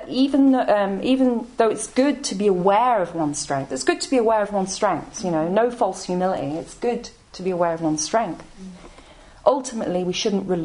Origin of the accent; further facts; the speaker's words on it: Coventry, West Midlands, United Kingdom; now in London, United Kingdom; I'm from Coventry. Some of you may know where that is, in the Midlands. My parents are Irish.